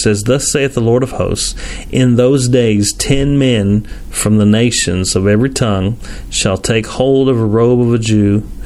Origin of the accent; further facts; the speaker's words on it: Tennessee, United States; I'm from Tennessee